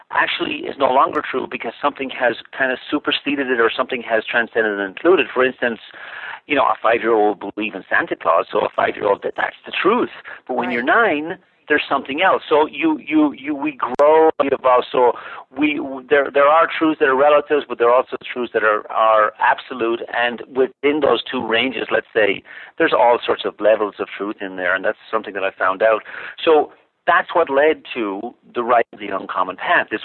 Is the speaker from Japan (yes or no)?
no; Ireland; moved away as an adult; now in United States; I was born in Ireland, as you as you mentioned, and um, you know, went to went to high school and college there